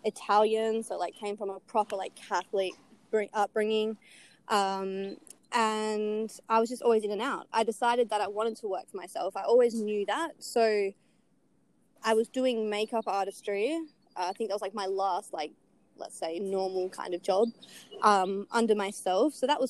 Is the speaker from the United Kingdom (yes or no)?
no; Perth, Western Australia, Australia; I'm from Perth